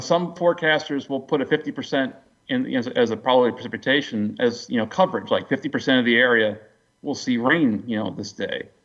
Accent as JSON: {"language": "English", "town": "Baltimore", "region": "Maryland", "country": "United States", "tie": "born or raised there", "also_born_or_lived": "Silver Spring, Maryland / Miami, Florida / Tallahassee, Florida", "moved": "as an adult", "lives_now": "East Tennessee, United States", "said": "I grew up in the uh, Baltimore Annapolis area."}